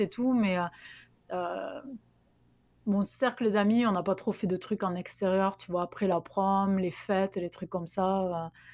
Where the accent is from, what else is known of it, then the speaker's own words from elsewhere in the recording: Albi, Occitania, France; accent: south-west French; moved away as an adult; also born or lived in San Diego, United States; now in Tennessee, United States; je suis originaire du sud-ouest de la France, donc d'Albi, du Tarn plus précisément, d'où vient le l'accent que j'ai gardé